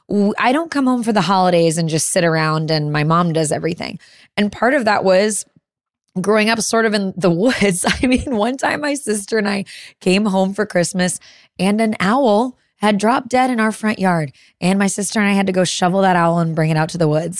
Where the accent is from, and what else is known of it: Chicago suburbs, Illinois, United States; born or raised there; moved away